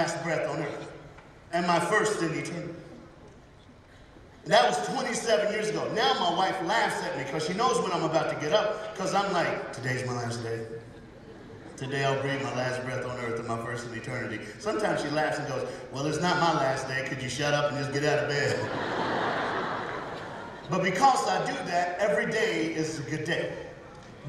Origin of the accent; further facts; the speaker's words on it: the South, United States; I'm from the United States of America. I'm black, and I'm a preacher, and I'm from the South